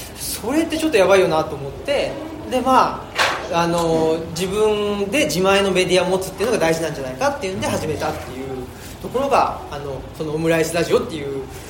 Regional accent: Urawa, Saitama, Japan; now in Higashiyoshino, Japan; 僕は埼玉県出身ですけどあ現今は奈良県の東吉野村っていうところに、えー、住んで

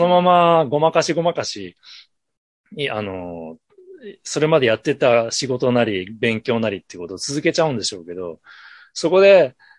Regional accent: Ashikaga, Tochigi, Japan; moved away; also born or lived in Tokyo / New York; 僕は栃木県の足利市というところの出身なんですけど

